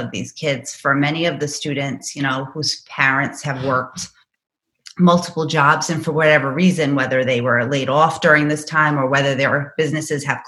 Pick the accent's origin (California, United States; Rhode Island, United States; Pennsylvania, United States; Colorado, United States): Rhode Island, United States; Lincoln; I grew up in Lincoln. I went to Bayview.